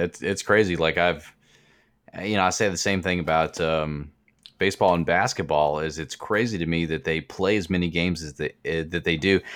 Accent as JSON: {"language": "English", "town": "Kansas City", "region": "Missouri", "country": "United States", "tie": "born or raised there", "said": "I was born in Kansas City"}